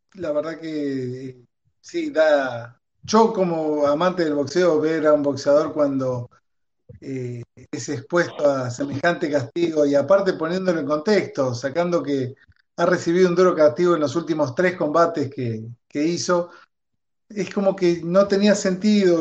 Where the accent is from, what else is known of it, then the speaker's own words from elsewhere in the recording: Argentina; como argentino